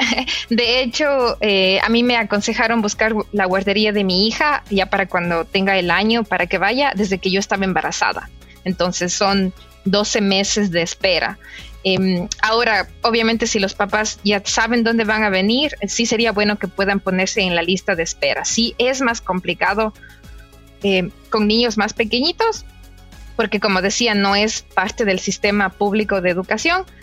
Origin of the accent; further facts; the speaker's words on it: Ecuador; moved away as an adult; now in Canada; nadie habla inglés en mi país, mi familia no habla inglés